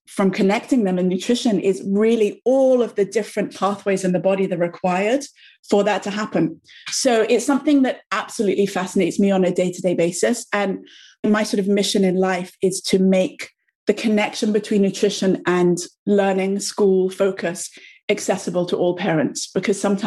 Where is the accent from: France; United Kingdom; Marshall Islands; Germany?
United Kingdom; England; moved away as an adult; also born or lived in New York; my background is I'm from England, as you may be able to hear, although I lived in New York for many, many, many years, about 12 years